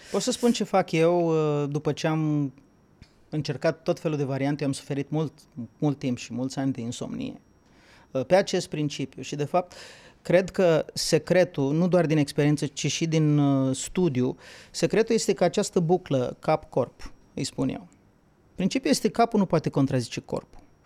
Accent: Bukovina, Romania; eu sunt din Bucovina

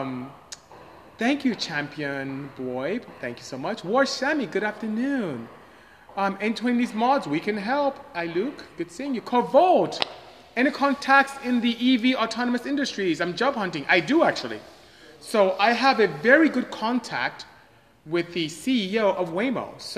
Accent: Nigeria; moved away as an adult; now in United States; I am not Jamaican, I am Nigerian actually. Came to US as far back as 1989 to go to school and just end up staying

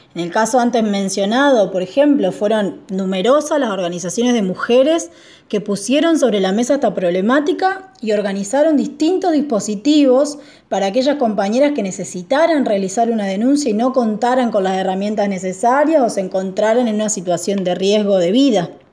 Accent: southern Entre Ríos, Argentina; now in Rosario, Argentina; soy del sur de Entre Ríos, pero vivo hace varios años en Rosario

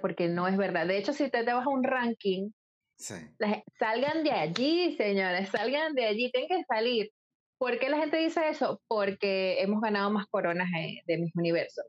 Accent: Venezuela; moved away; Soy de Venezuela ya. Soy de Venezuela y soy migrante

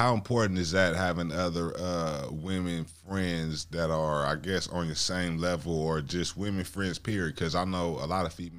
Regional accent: California, United States; because we from California

